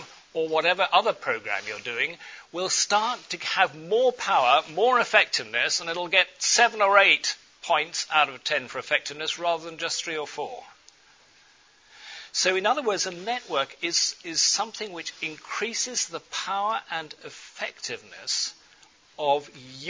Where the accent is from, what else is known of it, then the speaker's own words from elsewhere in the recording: England, United Kingdom; accent: English; My English accent